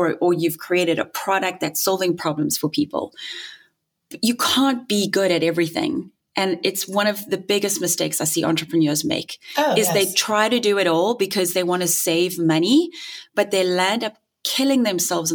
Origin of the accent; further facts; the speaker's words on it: South Africa; moved away; I'm South African too, in case you didn't hear the funny accent.